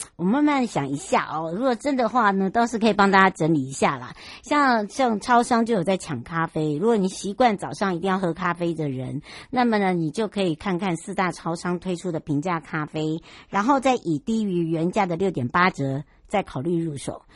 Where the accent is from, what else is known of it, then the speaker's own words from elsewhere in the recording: Taiwan; 我的故乡，就是芝罗部落